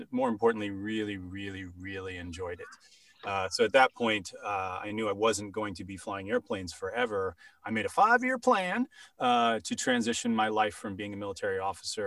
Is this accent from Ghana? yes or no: no; England, United Kingdom; moved away; I grew up in England. So I grew up with Shakespeare